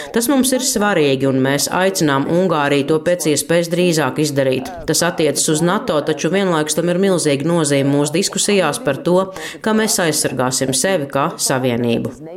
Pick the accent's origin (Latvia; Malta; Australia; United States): Malta; es nāku no Maltas, kas saskaņā ar konstitūciju ir neitrāla valsts